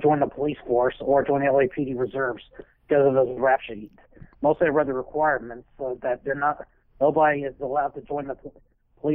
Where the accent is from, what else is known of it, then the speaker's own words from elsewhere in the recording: United States; I was born and raised in the United States.